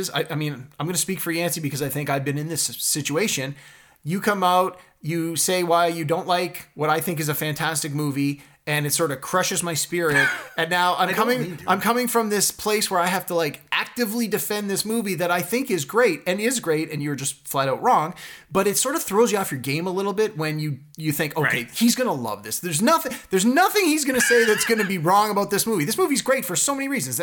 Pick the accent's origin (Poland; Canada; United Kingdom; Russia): Canada; Toronto, Ontario; I'm from Scarborough